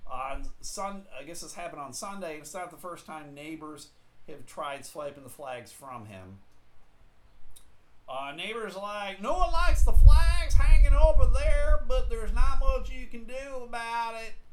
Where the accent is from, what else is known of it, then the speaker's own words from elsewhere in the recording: Oklahoma, United States; I'm from Oklahoma, man.